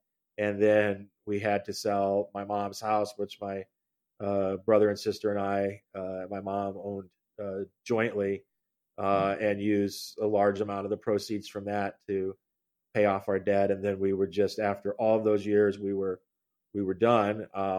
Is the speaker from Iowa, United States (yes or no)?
yes; Carroll, Iowa, United States; also born or lived in Cedar Rapids, Iowa / Evanston, Illinois / Washington, D.C.; I'm a fourth generation newspaper person. Michelle is right that I grew up in Carroll, Iowa. This is my hometown. We're again 4 generations deep. I was adopted though, so I'm technically a native of Cedar Rapids, as I was born at Mercy Hospital there